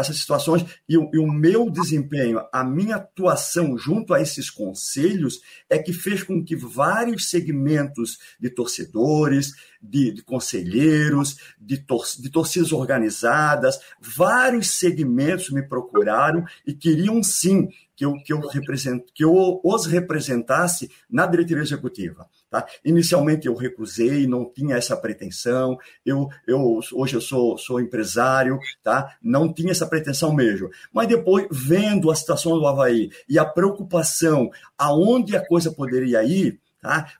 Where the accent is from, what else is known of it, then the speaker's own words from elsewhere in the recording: Biguaçu, Santa Catarina, Brazil; also born or lived in Florianópolis; Eu sou natural de Florianópolis, manezinho da ilha, tá? mas me criei para ser minha infância e adolescência em Biguaçu